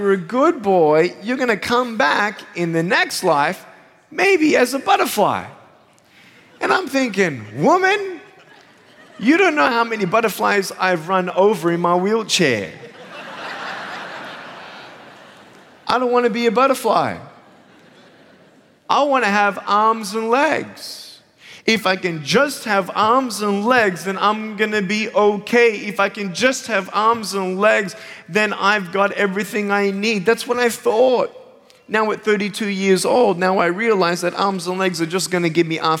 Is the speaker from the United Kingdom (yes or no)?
no; Australia; moved away; I'm originally from Australia, and I have an amazing family